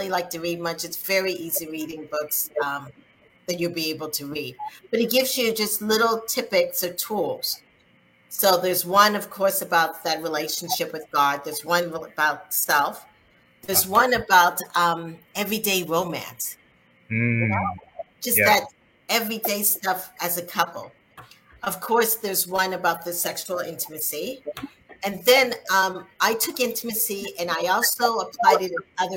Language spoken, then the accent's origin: English; South Carolina, United States; growing up in South Carolina as a Black person, as I was younger